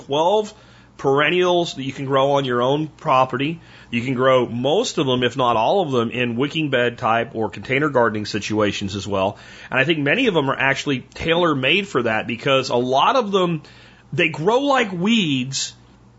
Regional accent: Pennsylvania, United States; moved away; I grew up in Pennsylvania, at least the best part of my growing up

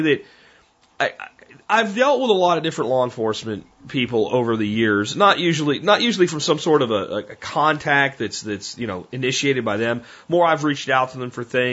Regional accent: Pennsylvania, United States; also born or lived in Tarrant County, Texas; now in Texas, United States; I grew up in Pennsylvania in a township with one police officer

